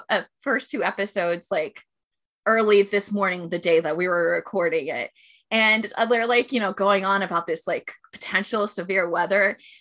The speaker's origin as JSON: {"language": "English", "region": "Florida", "country": "United States", "tie": "born or raised there", "moved": "yes", "lives_now": "South Korea"}